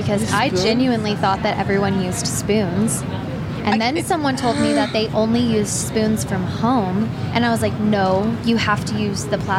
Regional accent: Kansas City, United States; I'm a Kansas City girl

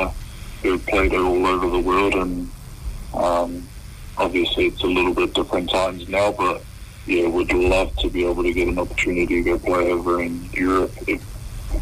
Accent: New Zealand; being a Kiwi

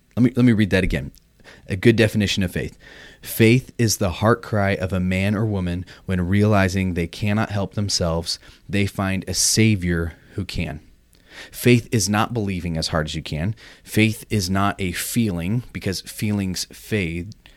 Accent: Orange County, California, United States; moved away as an adult; also born or lived in Michigan; I grew up in Orange County

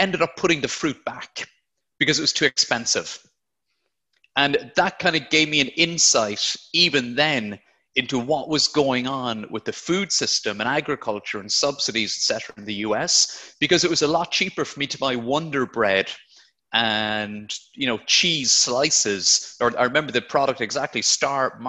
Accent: Blarney, Munster, Ireland; moved away as an adult; now in United Kingdom; I'm from Blarney in County Cork, but moved over to the UK about 10 years ago now

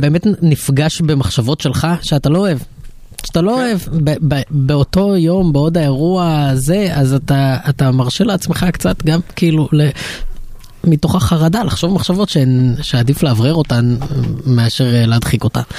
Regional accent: Israel

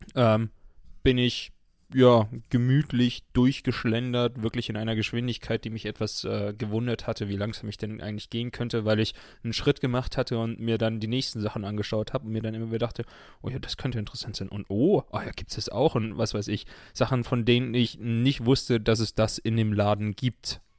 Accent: outside Munich, Bavaria, Germany; ich bin ja in München geboren, aber außerhalb von München aufgewachsen

